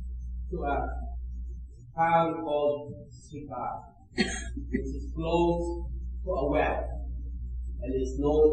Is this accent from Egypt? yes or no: no; Philippines; English is a second language; now in Canada; I remember my first week here in Canada, I came from the Philippines, and I was invited to Montreal by a friend.